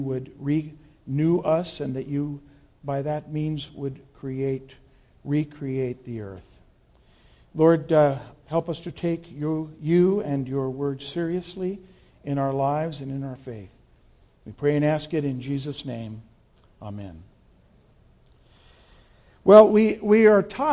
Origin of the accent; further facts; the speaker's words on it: Las Cruces, New Mexico, United States; moved away as an adult; I grew up in Las Cruces